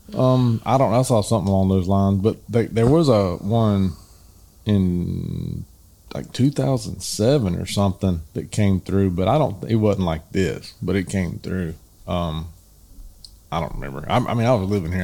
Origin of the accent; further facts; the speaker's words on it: the South, United States; We're from the South